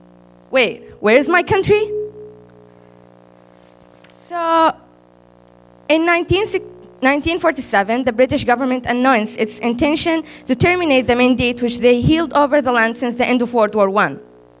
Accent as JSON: {"language": "English", "country": "Palestine", "said": "And if the question not for an official record, my answer would be, I am Palestinian."}